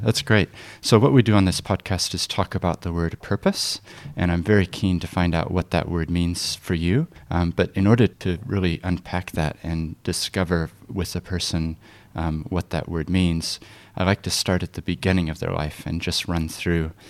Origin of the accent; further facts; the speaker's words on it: Christchurch, Canterbury, New Zealand; I grew up in Christchurch and this became my home